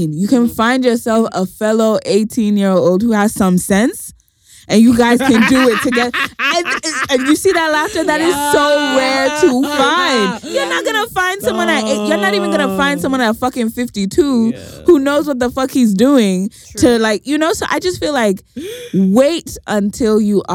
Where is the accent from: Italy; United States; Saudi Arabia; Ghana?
Ghana; as a Ghanaian society